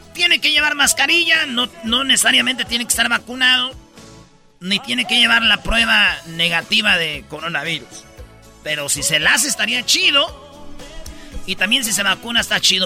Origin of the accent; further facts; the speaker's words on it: Michoacán, Mexico; Soy de Michoacán, aquí somos bien rápidos